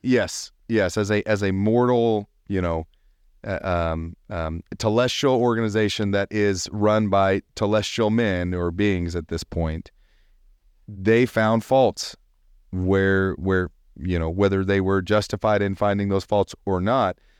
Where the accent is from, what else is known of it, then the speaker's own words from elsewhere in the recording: the South, United States; growing up in the South